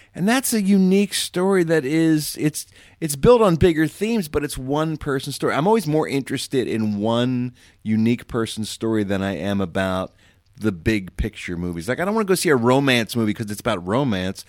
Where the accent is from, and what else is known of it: Philadelphia area, Pennsylvania, United States; born or raised there